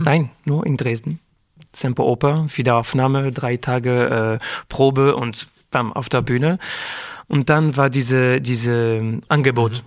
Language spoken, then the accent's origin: German; Geneva, Switzerland; German is a second language; also born or lived in Paris, France; now in Zurich, Switzerland; Aber ich bin in Frankreich und Genf, Genf mhm. aufgewachsen. Und äh, ich habe äh, die ganze, wie sagt man, die ganze Schule habe ich in der, in der Schweiz gemacht mhm. und äh, in Genf